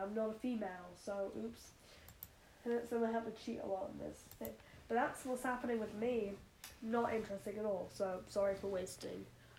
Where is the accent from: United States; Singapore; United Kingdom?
United Kingdom; You can tell who I am because I'm British, kind of.